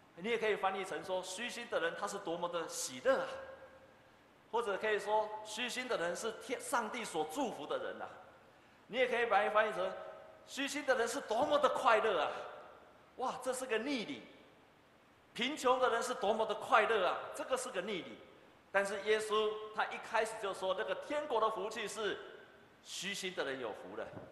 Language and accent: Chinese; Taiwan; 我们台湾人的特质是什么呢